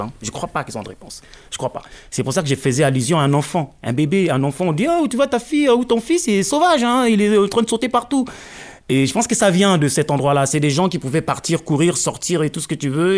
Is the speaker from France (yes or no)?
no; Pointe-Noire, Republic of the Congo; moved away; also born or lived in Brazzaville; je parle Munukutuba, qui est la langue de Pointe-Noire